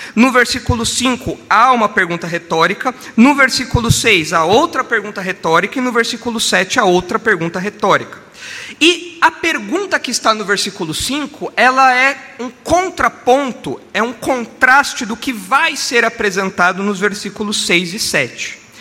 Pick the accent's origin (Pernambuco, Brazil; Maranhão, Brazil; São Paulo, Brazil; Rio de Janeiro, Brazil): São Paulo, Brazil; eu nasci no Jabaquara, é um hospital que faliu